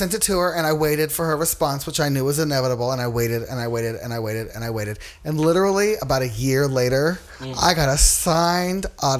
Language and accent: English; Los Angeles, California, United States; I grew up like in the Long Beach area. I actually grew up in Wilmington, California.